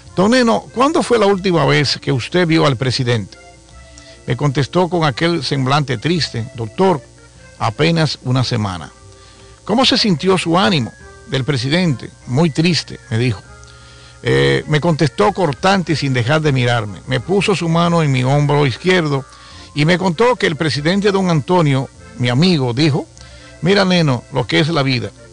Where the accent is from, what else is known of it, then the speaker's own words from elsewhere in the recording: Dominican Republic; somos dominicanos del 27 de febrero del año 1844